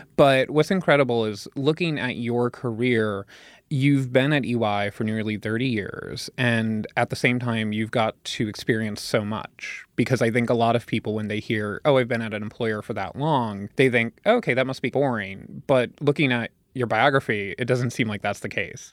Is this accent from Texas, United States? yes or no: no; Pennsylvania, United States; I'm from Pennsylvania